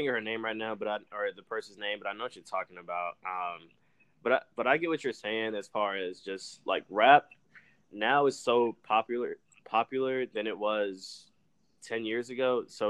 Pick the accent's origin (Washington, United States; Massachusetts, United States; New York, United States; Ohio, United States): New York, United States; Bronx; now in Atlanta, United States; So I was born in New York. I'm from the Bronx, and I moved here.